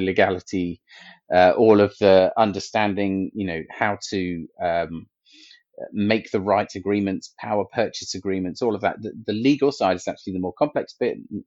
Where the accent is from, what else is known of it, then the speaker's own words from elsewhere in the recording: Milton Keynes, South East England, United Kingdom; my hometown of Milton Keynes